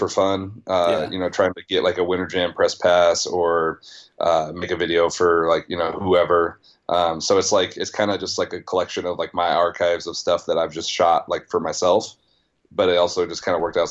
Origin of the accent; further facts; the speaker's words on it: Nebraska, United States; moved away; Small town Nebraska